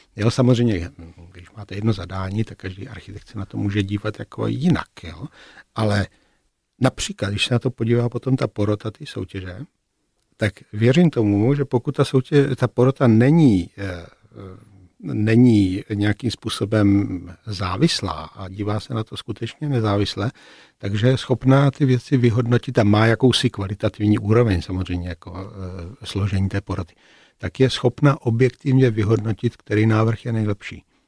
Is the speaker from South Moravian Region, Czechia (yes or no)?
yes; Brno, South Moravian Region, Czechia; moved away as an adult; also born or lived in Prague; Jako Brňáci v Praze jsme se samozřejmě nějakým způsobem vnímali.